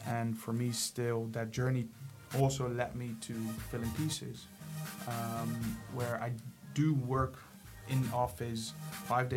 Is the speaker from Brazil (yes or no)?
no; Ermelo, Gelderland, Netherlands; also born or lived in Suriname; I was 8 years old when I came to the Netherlands from Surinam